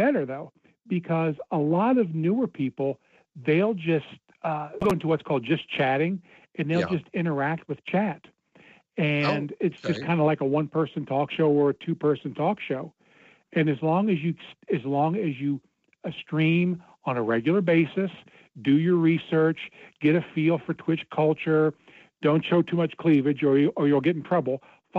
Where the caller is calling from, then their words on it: Cincinnati, Ohio, United States; from Cincinnati.